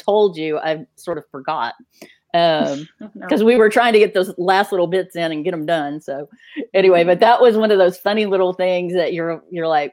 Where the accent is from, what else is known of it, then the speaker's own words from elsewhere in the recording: Texas, United States; I'm from Texas